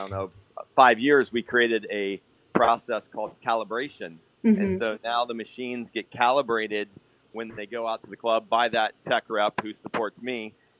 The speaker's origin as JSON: {"language": "English", "town": "Lima", "region": "Ohio", "country": "United States", "lives_now": "Viera, United States", "said": "Lima, Ohio."}